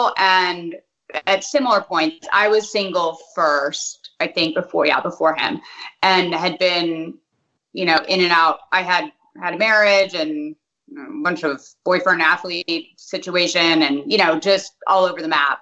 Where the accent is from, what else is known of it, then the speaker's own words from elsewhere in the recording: Hartford, Connecticut, United States; also born or lived in South Windsor, Connecticut; now in Dallas, United States; Yes, I was born in Hartford.